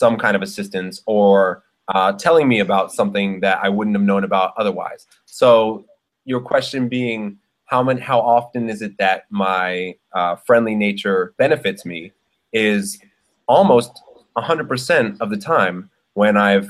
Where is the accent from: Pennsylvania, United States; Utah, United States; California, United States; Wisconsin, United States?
Pennsylvania, United States; Philadelphia; moved away as an adult; also born or lived in Brooklyn, New York; now in Bangkok, Thailand; being an MC growing up in Philly